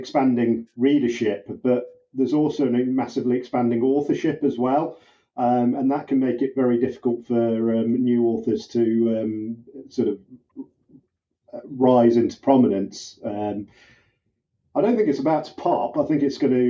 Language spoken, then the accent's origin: English; United Kingdom; I'm the British cop